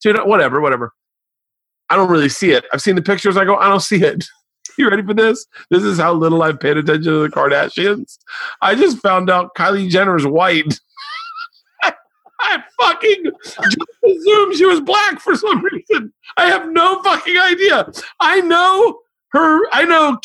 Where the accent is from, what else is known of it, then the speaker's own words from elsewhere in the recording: Florida, United States; I grew up in Florida